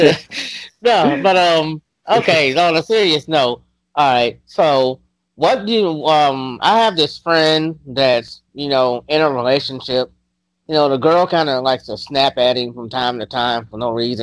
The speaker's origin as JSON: {"language": "English", "region": "Kentucky", "country": "United States", "said": "My home state is Kentucky."}